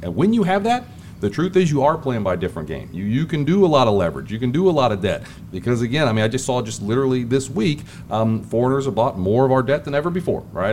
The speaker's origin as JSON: {"language": "English", "town": "Springfield", "region": "Ohio", "country": "United States", "tie": "born or raised there", "also_born_or_lived": "Cincinnati, Ohio", "moved": "as an adult", "lives_now": "Charlotte, United States", "said": "I grew up in Springfield, Ohio, um, Clark Clark County, Springfield boy"}